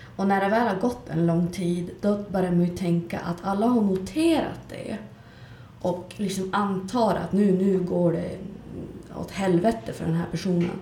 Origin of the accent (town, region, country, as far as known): Skellefteå, Västerbotten County, Sweden